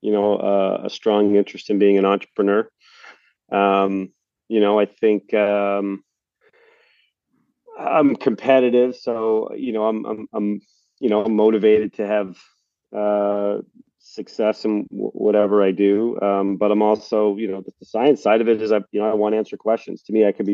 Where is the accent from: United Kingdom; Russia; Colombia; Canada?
Canada; Prince Edward Island; growing up in Prince Edward Island in Canada